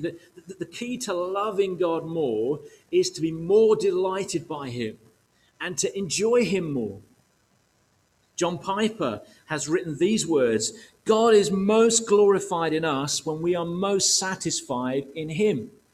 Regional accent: United Kingdom; emotionally challenged Brits

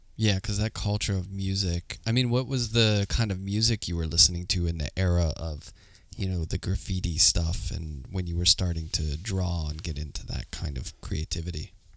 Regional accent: Pittsburgh, Pennsylvania, United States; moved away as an adult; now in New York, United States; I grew up in Pittsburgh

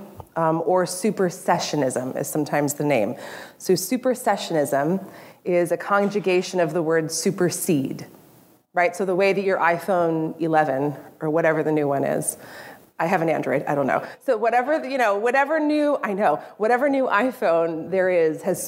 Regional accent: California, United States; moved away; I grew up in California

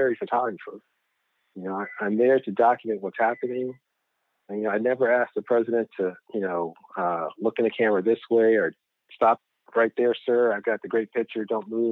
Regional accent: Richmond, Virginia, United States; also born or lived in Norfolk, Virginia / Boston, Massachusetts; now in Arlington, United States; we're from Richmond, Virginia. So okay. Born and raised

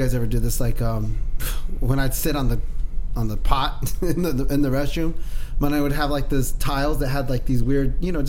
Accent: United States; I'm American.

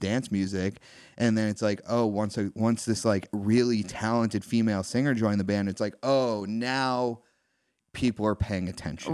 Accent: East Coast, United States; growing up on the East Coast

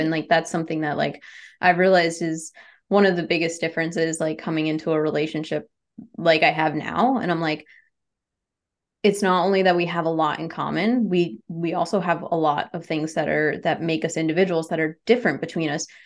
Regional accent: New England, United States; I'm from New England

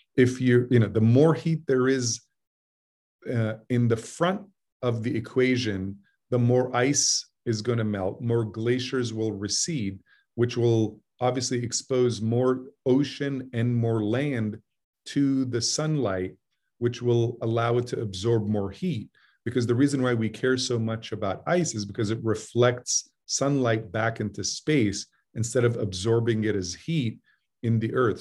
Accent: Jeddah, Makkah Province, Saudi Arabia; moved away; I grew up in Jeddah, which is on the Red Sea.

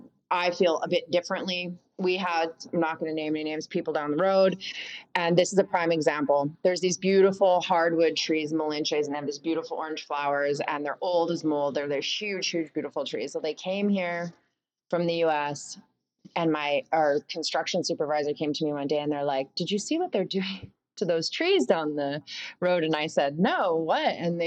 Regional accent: Canada; also born or lived in United States; And yeah, and P.S. I'm Canadian. I know I lived in the States.

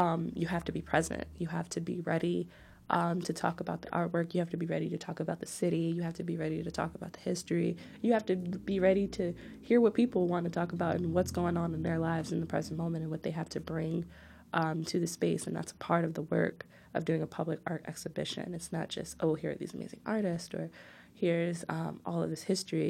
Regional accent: Newark, New Jersey, United States; my hometown

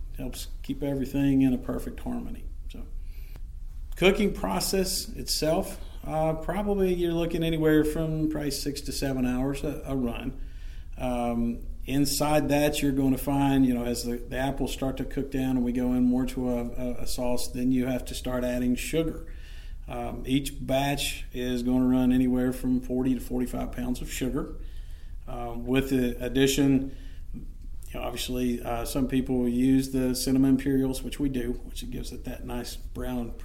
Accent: West Virginia, United States; moved away; I'm originally from West Virginia myself.

